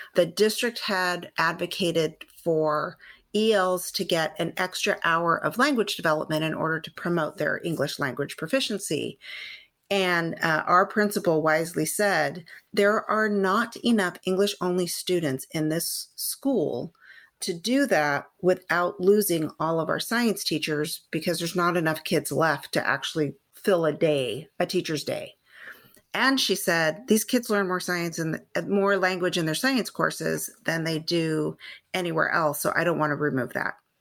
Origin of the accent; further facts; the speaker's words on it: San Gabriel Valley, California, United States; I am a California native. I grew up in the San Gabriel Valley